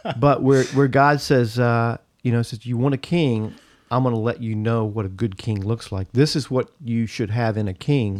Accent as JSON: {"language": "English", "country": "United States", "said": "being an American and being proud to be an American"}